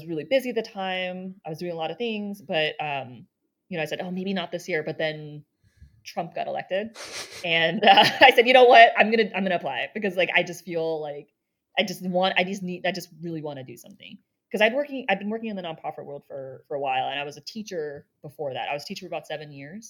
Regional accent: East Coast, United States; moved away as an adult; also born or lived in Boston; now in San Francisco, United States; I grew up on the East Coast

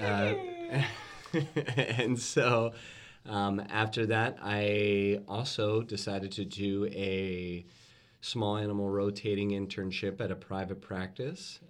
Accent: Louisville, Kentucky, United States; growing up in Louisville, Kentucky

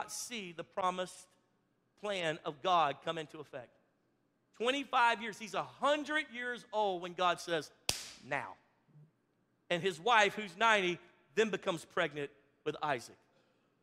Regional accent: Louisiana, United States; I'm from Louisiana

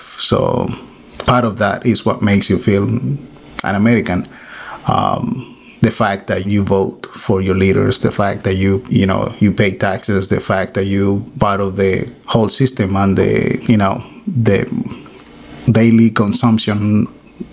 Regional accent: Dominican Republic; moved away as an adult; now in Valley Stream, United States; I'm from the Dominican Republic, and I live in Valley Stream. I came to the U.S. in 1986 to study abroad

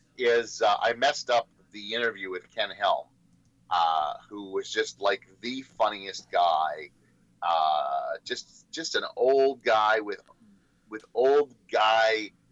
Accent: Australia; Well, yes, but we have to call it Shiraz because we're Australian.

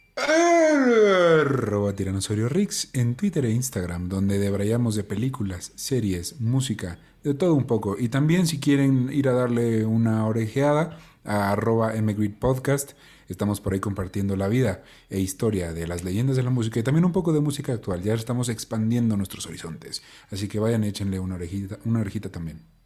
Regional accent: Mexico; es algo muy bonito ser mexicano y yo lo porto con mucho orgullo

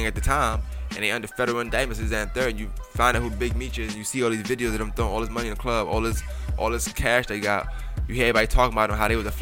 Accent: New York City, New York, United States; I always tell you I'm from Brooklyn. I'm from Bushwick.

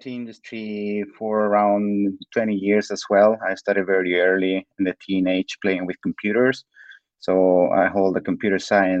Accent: Spain; moved away; I come from Spain.

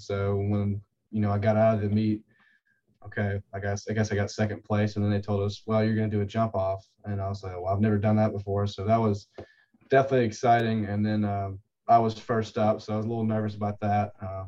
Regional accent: Hartwell, Georgia, United States; I'm originally from Hartwell, Georgia, not that far outside of Clemson, a couple hours from here

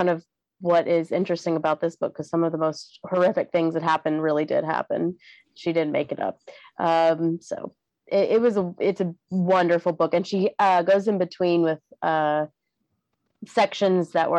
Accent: the South, United States; I'm from the South

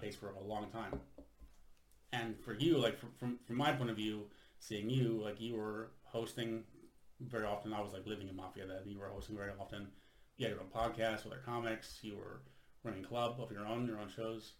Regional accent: United States; moved away as an adult; now in Sweden; I am an American living in Sweden since 2006

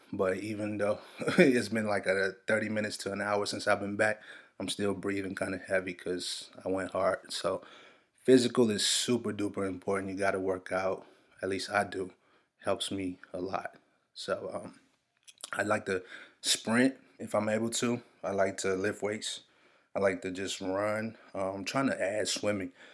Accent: Nigeria; I'm Nigerian

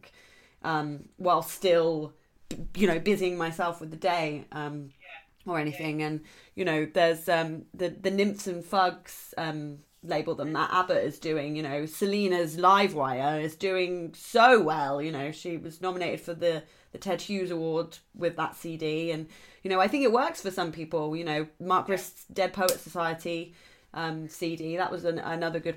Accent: Southampton, South East England, United Kingdom; I'm from Southampton

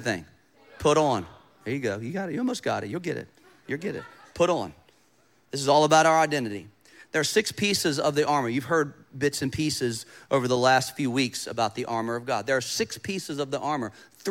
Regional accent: United States; As an American

